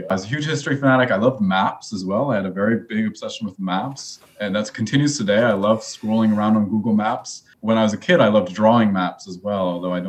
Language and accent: English; Mendocino, California, United States; I grew up mostly in Mendocino. My dad is a filmmaker, and my mom, yeah, is Italian, so we have had a bilingual household growing up.